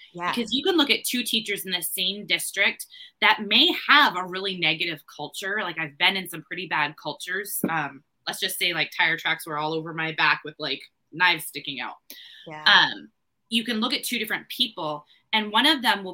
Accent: New Hampshire, United States; I am from New Hampshire, and I'm the owner of the Recovering Educator

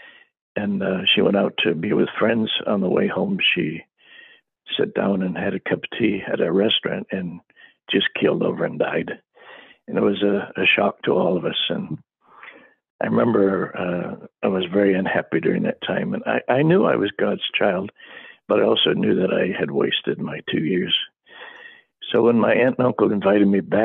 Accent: Akron, Ohio, United States; first language English; moved away as an adult; also born or lived in Papua New Guinea; I was from a poor family in, I was born in Akron, Ohio

